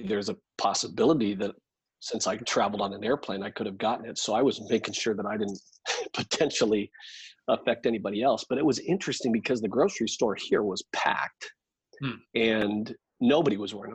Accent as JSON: {"language": "English", "region": "California", "country": "United States", "moved": "yes", "lives_now": "Surprise, United States", "said": "I came from California originally, but Phoenix, Arizona"}